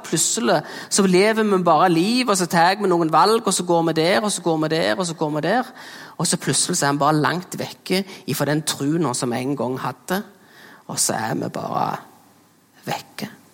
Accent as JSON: {"language": "Norwegian", "area": "Jæren", "region": "Rogaland", "country": "Norway", "tie": "born or raised there", "accent": "Jæren dialect", "said": "Her kommer vi jo fra Jæren, det er derfor det er en flotte dialekten min. Eh, og der er jeg jo en ekte bygdegutt"}